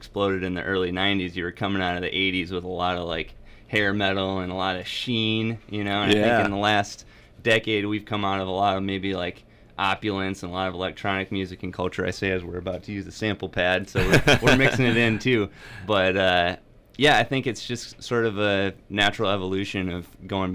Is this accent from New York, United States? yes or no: no; Wayland, Michigan, United States; ever since we grew up down in Wayland. Went to Wayland schools together